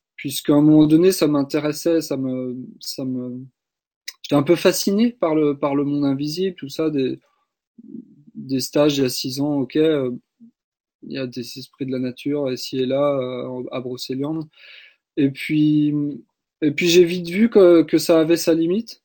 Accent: Brittany, France; je suis né en Bretagne

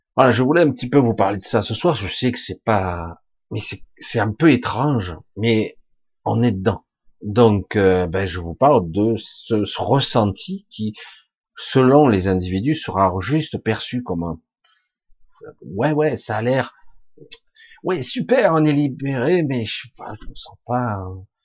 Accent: France; je suis né en France, comme beaucoup d'autres, mais en réalité, mon père était catalan, catalan pur

